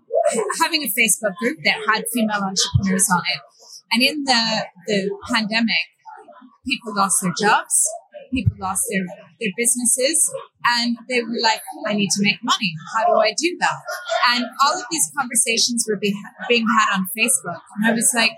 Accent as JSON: {"language": "English", "country": "Canada", "tie": "born or raised there", "also_born_or_lived": "Brussels / Stockholm / Belgrade / London", "moved": "as an adult", "said": "I grew up in Canada."}